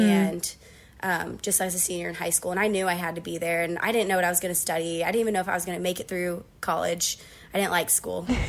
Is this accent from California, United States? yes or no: no; Uniontown, Ohio, United States; I'm from a town called Uniontown, and it's really small. Um, so I was born and raised there